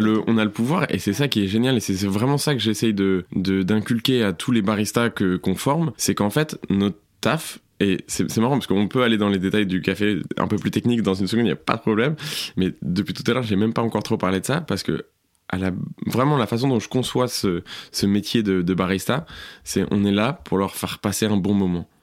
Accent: southern France, France; moved away as an adult; also born or lived in Paris area / United States / Montreal; now in Brussels, Belgium; Je suis parti dans le sud de la France. J'ai grandi la plupart de ma vie là-bas. Donc, je pense de mes 5, 6 à mes 18 ans.

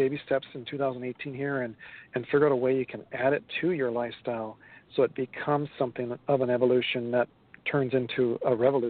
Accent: Minnesota, United States; So, I mean, I was from Minnesota, and we ate meat and potatoes, and we thought corn was our vegetable.

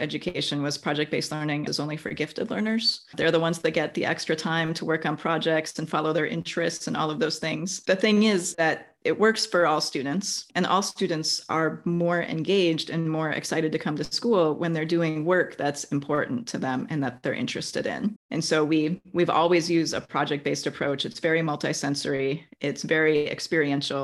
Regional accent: Wisconsin, United States; now in California, United States; I grew up in Wisconsin

